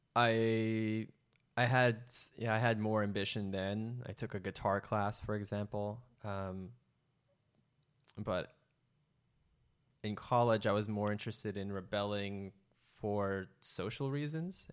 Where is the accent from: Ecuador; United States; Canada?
United States; San Francisco, California; I grew up an only child to two immigrant parents from Indonesia and Malaysia. I was born in San Francisco